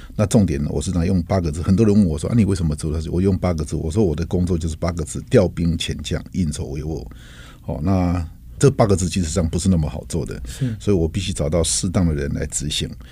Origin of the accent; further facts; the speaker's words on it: Taiwan; 台湾这块土地一直对我来说是有，有着一个深厚的情感，因为毕竟是自己土生土长长大的地方